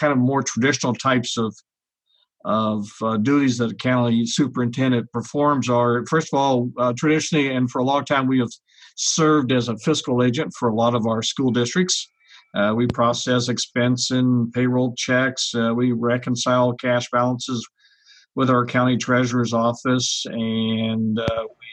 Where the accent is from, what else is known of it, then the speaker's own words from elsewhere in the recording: Yuma, Arizona, United States; also born or lived in Phoenix, Arizona / Mesa, Arizona; I pretty much lived my entire life in Yuma